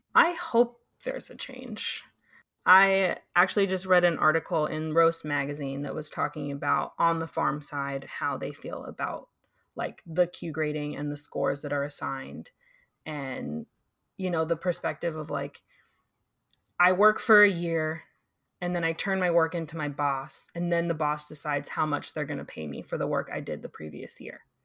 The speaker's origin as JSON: {"language": "English", "town": "San Diego", "region": "California", "country": "United States", "moved": "yes", "said": "I'm originally from San Diego."}